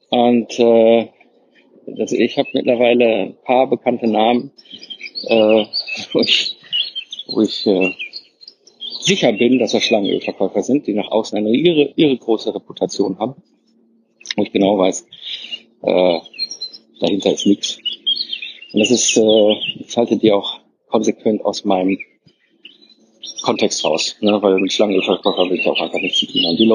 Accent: Herdecke, North Rhine-Westphalia, Germany; ich so, ach, ist ja witzig, ich komme ja aus Herdecke, und er so, wie, ach, äh, Herdecke kommst du? Und ich so, ja, Herdecke

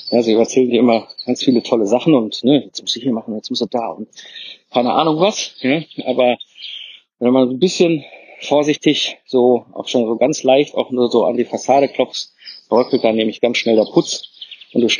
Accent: Herdecke, North Rhine-Westphalia, Germany; ich so, ach, ist ja witzig, ich komme ja aus Herdecke, und er so, wie, ach, äh, Herdecke kommst du? Und ich so, ja, Herdecke

